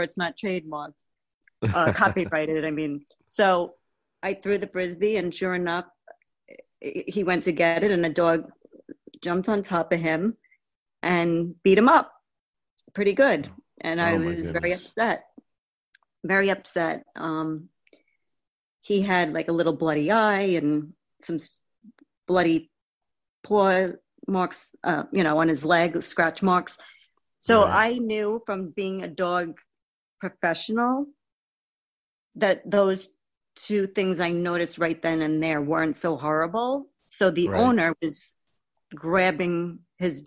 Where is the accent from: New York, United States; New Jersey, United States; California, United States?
New York, United States; Long Island; I'm born and raised in Long Island, New York